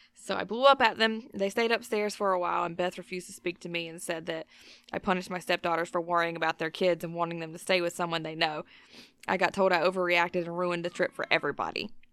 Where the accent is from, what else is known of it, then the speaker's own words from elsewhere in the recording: the South, United States; we grew up in the South